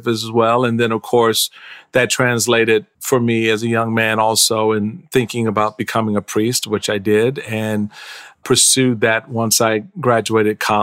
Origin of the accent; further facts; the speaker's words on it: Washington, District of Columbia, United States; also born or lived in Prince George's County, Maryland; I was born at Andrews Air Force Base here in Prince George's County, where I now live, but I was raised in Washington, D.C.